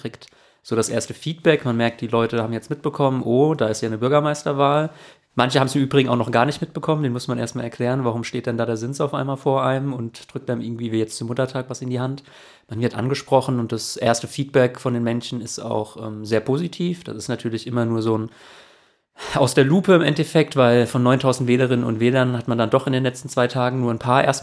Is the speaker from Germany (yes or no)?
yes; Oestrich-Winkel, Hesse, Germany; auch Kommunalpolitik für Österreich-Winkel in meiner Heimatstadt. Mir ist die Stadt nicht egal.